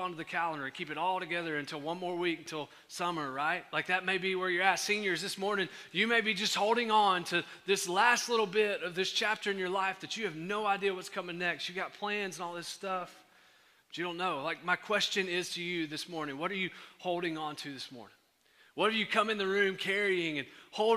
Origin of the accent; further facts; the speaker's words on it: Henderson, Texas, United States; I'm from Henderson